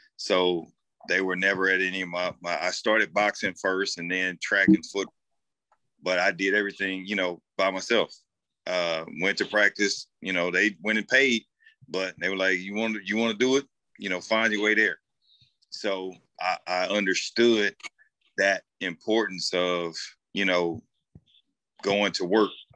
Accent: St. Louis, Missouri, United States; being raised and born and raised in St. Louis

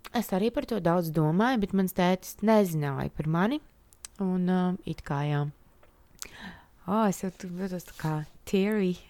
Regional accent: Latvia; es piedzimu Latvijā un tika audzināta šeit. Uzaugu šeit

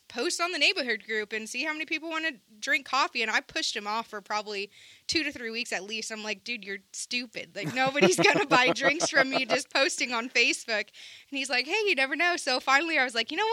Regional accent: Seattle, Washington, United States; moved away; even though I'm from Seattle, I'm from the suburbs

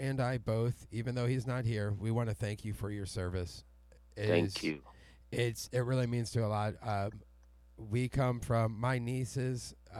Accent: Missouri, United States; now in Alabama, United States; I grew up in the Midwest, and I say I'm from Missouri. I live in Alabama now, but I'm from Missouri.

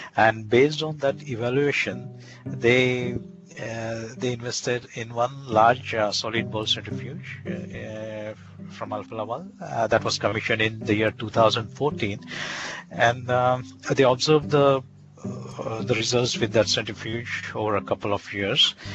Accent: India; moved away as an adult; now in Lund, Sweden; I come from India basically. I was born and brought up there, and I did my entire education there

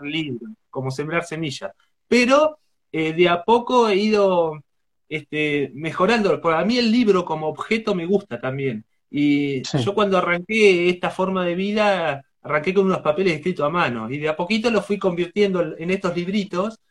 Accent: Chillar, Buenos Aires Province, Argentina; Ahora estoy en, Argentina, en Chillar, que es mi pueblo natal, donde viven mis, mis padres

